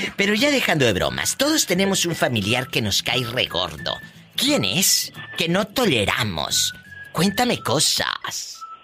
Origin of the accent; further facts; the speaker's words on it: Matamoros, Tamaulipas, Mexico; moved away; yo soy de Matamoros